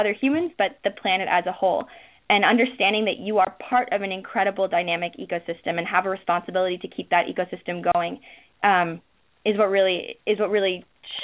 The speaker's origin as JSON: {"language": "English", "region": "Minnesota", "country": "United States", "moved": "yes", "said": "I'm from Minnesota originally"}